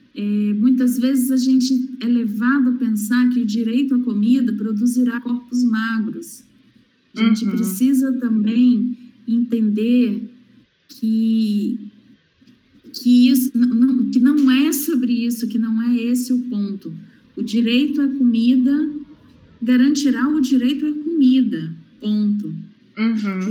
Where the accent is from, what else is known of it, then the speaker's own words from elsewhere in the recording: interior of Rio de Janeiro state, Brazil; não sou periférica, mas sou interiorana no interior do estado do Rio de Janeiro